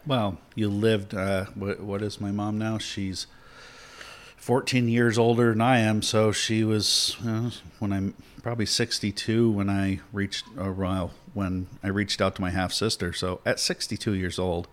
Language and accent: English; Tampa, Florida, United States; I was born in Tampa.